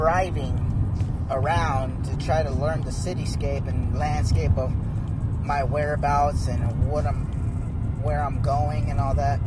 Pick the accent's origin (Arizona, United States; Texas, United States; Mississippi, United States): Arizona, United States; now in Portland, United States; I'm from Arizona. I'm an Arizona native